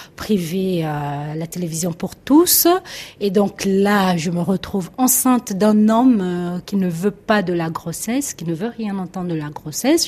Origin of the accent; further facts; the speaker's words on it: Brazzaville, Republic of the Congo; moved away as an adult; also born or lived in Pointe-Noire; now in France; j'ai grandi à Brazzaville, la capitale de la République du Congo